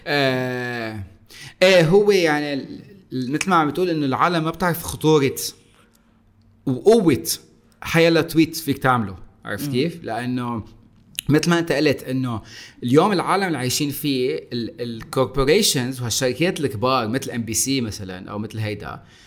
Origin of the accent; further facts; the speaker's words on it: Lebanon; انا صح اني لبناني